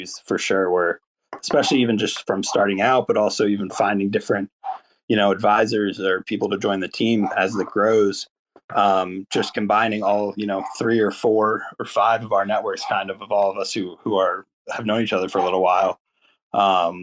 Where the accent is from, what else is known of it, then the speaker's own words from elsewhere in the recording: Philadelphia, Pennsylvania, United States; moved away as an adult; also born or lived in Colorado; I grew up in Philadelphia